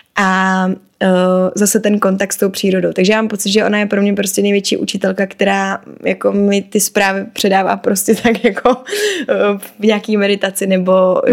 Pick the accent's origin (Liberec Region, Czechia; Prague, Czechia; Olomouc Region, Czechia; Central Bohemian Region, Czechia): Prague, Czechia; ve svém rodném městě. Protože já hodně silně cítím, že Praha je prostě můj domov.